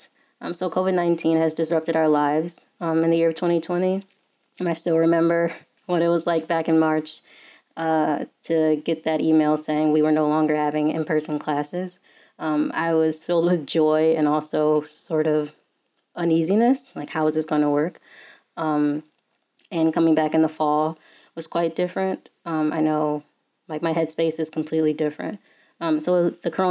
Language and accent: English; Detroit, Michigan, United States; moved away as an adult; now in Ann Arbor, United States; I originally from Detroit